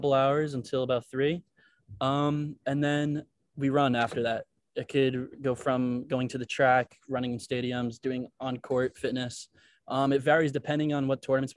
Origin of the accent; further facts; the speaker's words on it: New York, United States; moved away as an adult; now in New Orleans, United States; I'm from New York, so it still has that like city kind of vibe